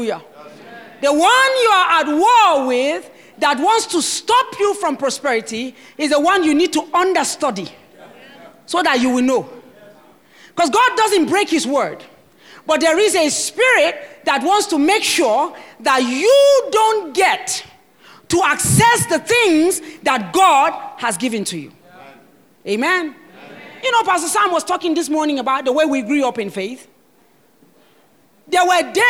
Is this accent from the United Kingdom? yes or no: no; Nigeria; I am a Nigerian and I'm passionate about my country